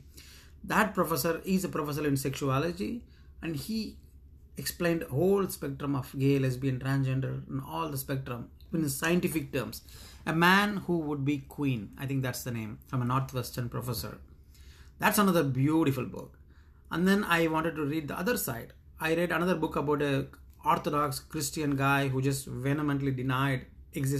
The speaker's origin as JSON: {"language": "English", "country": "India", "tie": "born or raised there", "moved": "as an adult", "lives_now": "United States", "said": "30 years of growing up in India"}